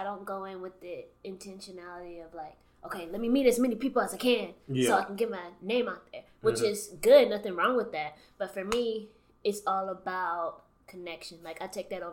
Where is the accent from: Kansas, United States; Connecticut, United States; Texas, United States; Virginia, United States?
Texas, United States; Beaumont; moved away as an adult; now in Houston, United States; I'm from Beaumont, Texas. I've been in Houston for like 6 years.